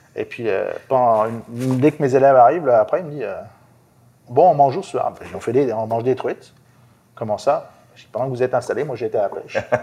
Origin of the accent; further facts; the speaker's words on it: France; moved away as an adult; now in Quebec, Canada; je suis français d'origine, vécu en France jusqu'à ben, jusqu'en 2014.